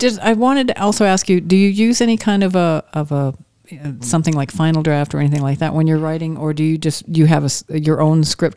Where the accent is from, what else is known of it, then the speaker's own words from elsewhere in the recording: Maine, United States; I'm from Maine